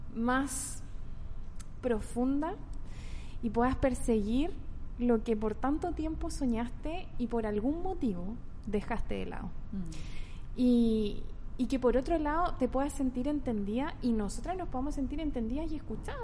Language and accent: Spanish; Santiago, Santiago Metropolitan Region, Chile; now in Concepción, Chile; nací en Santiago, vivo en Conce hace mucho tiempo